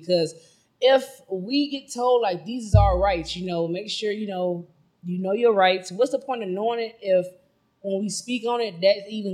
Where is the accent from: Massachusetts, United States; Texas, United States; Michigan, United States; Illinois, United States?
Illinois, United States; Chicago; I am from Chicago